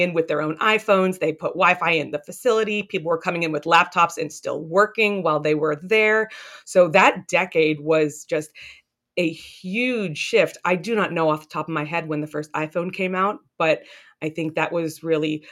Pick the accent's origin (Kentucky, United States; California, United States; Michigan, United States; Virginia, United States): Virginia, United States; Northern; also born or lived in Boston; I grew up in Northern Virginia